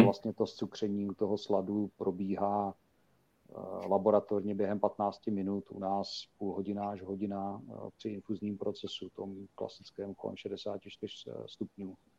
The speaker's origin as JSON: {"language": "Czech", "town": "Uherské Hradiště", "region": "Zlín Region", "country": "Czechia", "tie": "born or raised there", "moved": "yes", "lives_now": "Olomouc, Czechia", "said": "vyrostl na víně a na slivovici, protože pocházím z Hradiště, nebo z Jarošova konkrétně"}